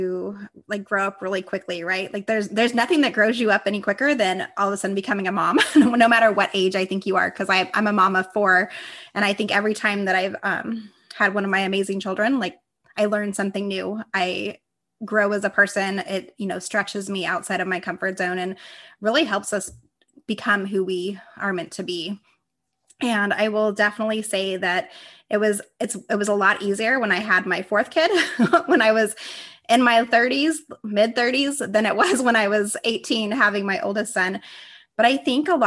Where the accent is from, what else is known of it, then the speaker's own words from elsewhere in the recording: Las Vegas, Nevada, United States; I grew up in Las Vegas, Nevada